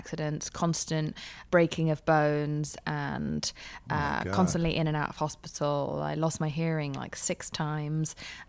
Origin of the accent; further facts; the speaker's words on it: England, United Kingdom; also born or lived in Spain / Pakistan; I grew up in England. I temporarily moved to Spain when we ran out of money, and then when we ran out of even more money, we moved to Paki